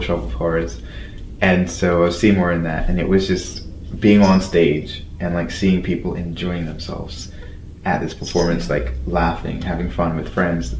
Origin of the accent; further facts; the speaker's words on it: London, United Kingdom; I grew up in London